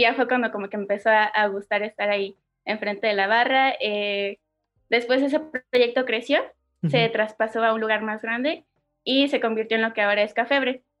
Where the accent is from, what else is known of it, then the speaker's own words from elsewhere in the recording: Oaxaca, Mexico; also born or lived in Mexico City; soy de la ciudad de Oaxaca. Nací, crecí aquí